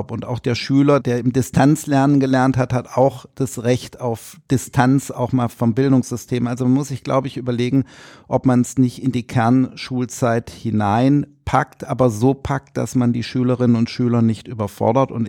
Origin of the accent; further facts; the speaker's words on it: Rhineland, Germany; aber ich, im Herzen bin ich Rheinländer.